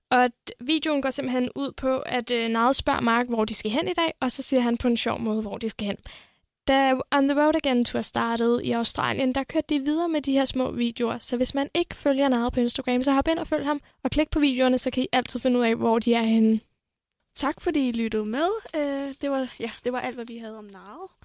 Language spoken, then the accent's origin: Danish; Viborg, Central Denmark Region, Denmark; og jeg kommer fra Viborg.